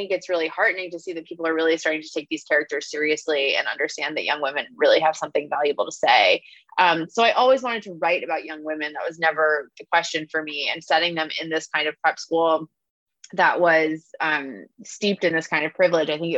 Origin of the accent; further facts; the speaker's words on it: Long Island, New York, United States; also born or lived in Philadelphia, Pennsylvania; I went to a somewhat exclusive, Quaker prep school growing up on Long Island